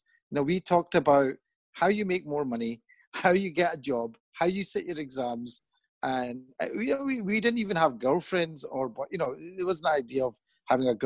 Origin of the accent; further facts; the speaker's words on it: Pakistan; moved away; also born or lived in England; I'm Pakistani.